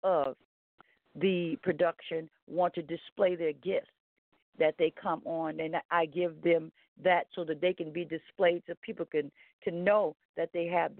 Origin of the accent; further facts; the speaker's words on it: Baton Rouge, Louisiana, United States; also born or lived in Independence, Louisiana; I was born in Independence, Louisiana, raised on a tribe, Lolly Kemp tribe in Louisiana, moved to Baton Rouge, continued to be reared there